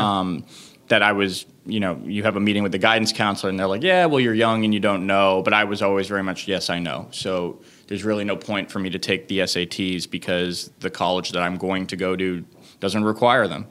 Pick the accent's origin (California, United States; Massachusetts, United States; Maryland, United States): Massachusetts, United States; Leominster; now in New York City, United States; I grew up in Leominster, Massachusetts